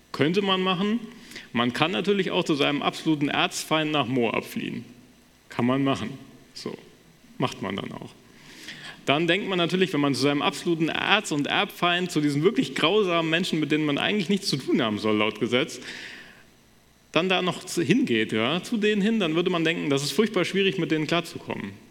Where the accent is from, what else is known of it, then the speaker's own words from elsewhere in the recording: Wissenbach, Hesse, Germany; So in meiner Heimatgemeinde in Wissenbach wird das quasi noch gemacht